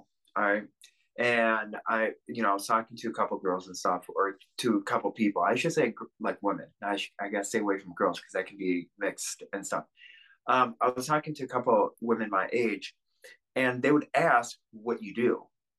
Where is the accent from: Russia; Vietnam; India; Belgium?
Russia; born there; So when I was born in Russia, I was given up to an orphanage immediately.